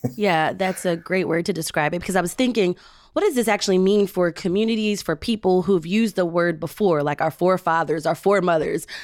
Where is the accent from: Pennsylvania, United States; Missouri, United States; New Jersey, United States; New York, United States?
Pennsylvania, United States; Philadelphia; as a Philadelphian who grew up here